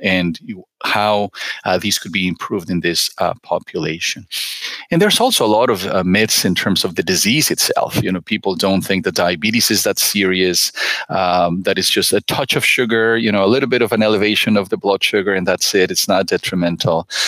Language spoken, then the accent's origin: English; Mexico; moved away; I'm originally from Mexico